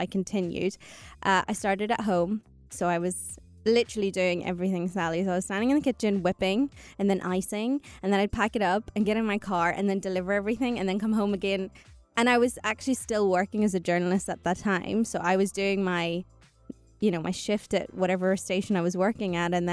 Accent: Northern Ireland, United Kingdom; moved away as an adult; now in United Arab Emirates; I moved to the UAE 14 years ago. Born and raised in Northern Ireland

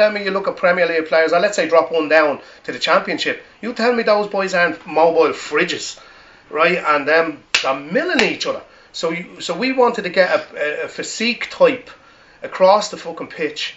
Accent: Ireland; I'm from Jonestown

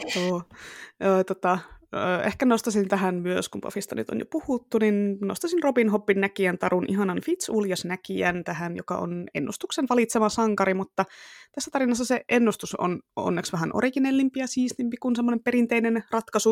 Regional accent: Tampere, Pirkanmaa, Finland; accent: Tampere dialect (Tampereen murre); moved away; siitä on niin kauan aikaa, kun mä muutin pois Tampereelta, mutta kyllä se vielä tulee sieltä

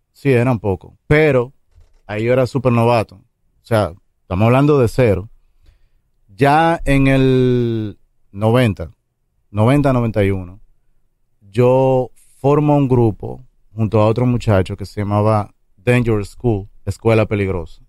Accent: Santo Domingo Este, Distrito Nacional, Dominican Republic; Yo crecí en Mendoza Segunda, que eso queda atrás del Brizal

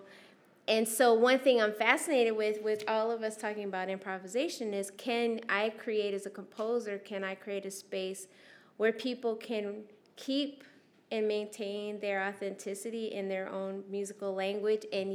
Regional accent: Anaheim, California, United States; also born or lived in Syracuse, New York; as a youth living in Anaheim. We moved from Syracuse, New York, from an all-black school to an all-white school.

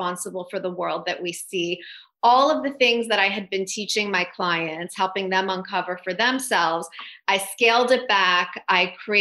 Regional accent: Toronto, Ontario, Canada; moved away as an adult; now in United States; I'm from Toronto originally. So when I left Toronto

